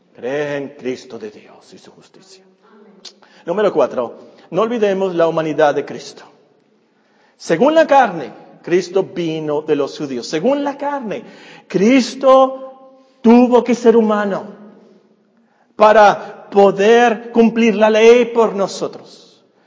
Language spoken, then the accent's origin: Spanish; Mexico; Como mexicano